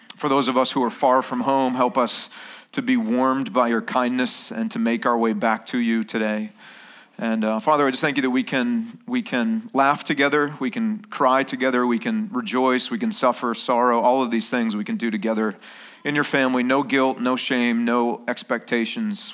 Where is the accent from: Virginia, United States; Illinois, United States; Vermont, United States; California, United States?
Vermont, United States; now in Okinawa, Japan; I was born and raised in Vermont